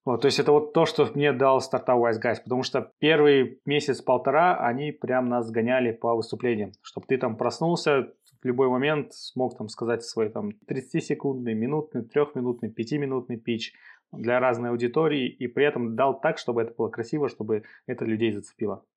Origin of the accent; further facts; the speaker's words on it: Kazakhstan; тяжело с Казахстана э, продавать развивать cybersecurity